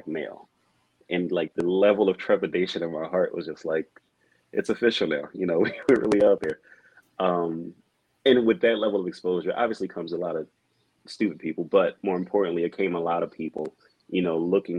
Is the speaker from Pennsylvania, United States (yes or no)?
yes; Philadelphia, Pennsylvania, United States; I grew up in Philly